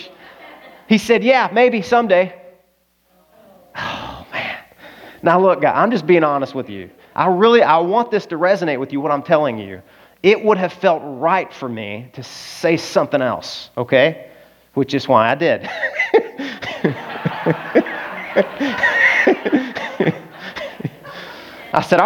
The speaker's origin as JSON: {"language": "English", "region": "Arkansas", "country": "United States", "said": "I'm from Arkansas"}